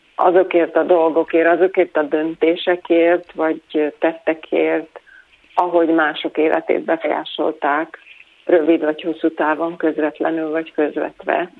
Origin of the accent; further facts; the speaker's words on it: Hungary; Hát én voltam az utolsó, aki még Magyarországon élt